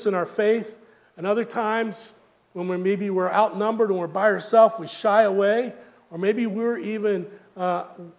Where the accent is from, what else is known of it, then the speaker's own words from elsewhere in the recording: the South, United States; growing up in the South